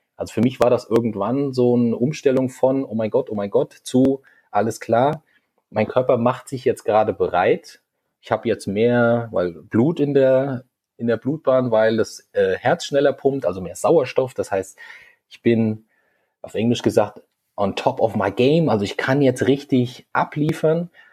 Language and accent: German; Hesse, Germany; moved away as an adult; now in Hamburg, Germany; Ich komme eigentlich ursprünglich einmal aus Hessen, bin dann vor zwei Jahren naja, jetzt schon ein bisschen mehr als zwei Jahre, jetzt sind es schon über zweieinhalb Jahre nach Hamburg gezogen